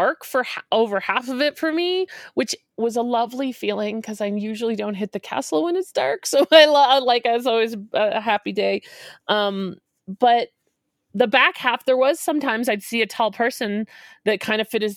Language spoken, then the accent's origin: English; Boston area, Massachusetts, United States; now in Denver, United States; The marathon starts the city over from where I grew up. I drove over the start line twice a week for my whole childhood